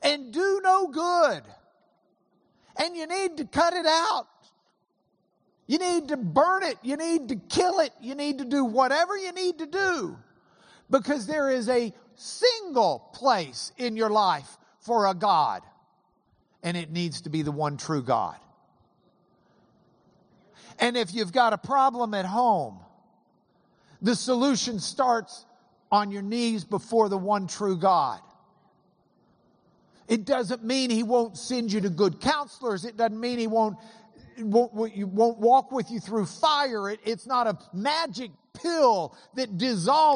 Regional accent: Lubbock, Texas, United States; I come from Lubbock

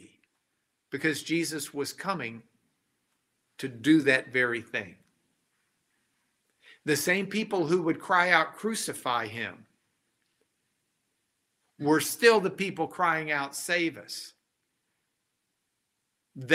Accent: Lubbock, Texas, United States; When I was growing up in Lubbock, Texas

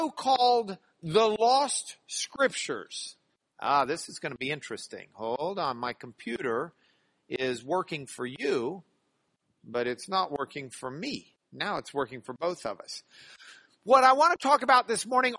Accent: Lubbock, Texas, United States; moved away as an adult; now in Houston, United States; I grew up in Lubbock

